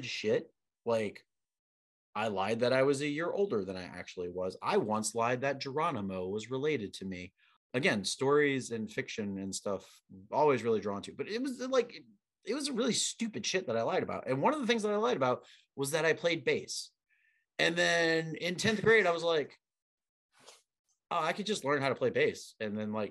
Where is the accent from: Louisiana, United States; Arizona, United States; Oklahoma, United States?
Louisiana, United States; LaPlace; I'm from LaPlace, which is, 30, 40 minutes from like civilization.